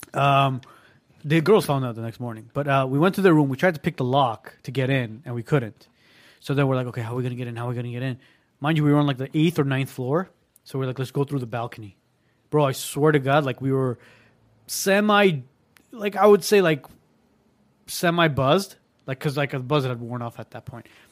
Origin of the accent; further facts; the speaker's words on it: Armenia; moved away; I was born in Armenia